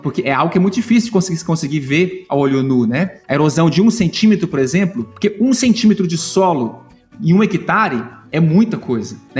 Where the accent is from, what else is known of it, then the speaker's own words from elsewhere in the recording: Uberlândia, Minas Gerais, Brazil; moved away as an adult; now in Columbia, United States; eu nasci é, na cidade de Patos de Minas, em Minas Gerais, próximo da região de Uberlândia, Triângulo Mineiro ali, né? E fui criado em Uberlândia.